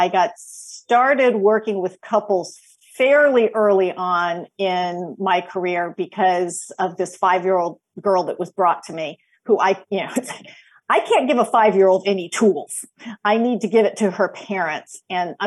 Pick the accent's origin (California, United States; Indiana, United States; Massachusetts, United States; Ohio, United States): California, United States; Los Angeles; also born or lived in Georgia / Washington State; now in North Carolina, United States; I'm originally from Los Angeles, from the San Fernando Valley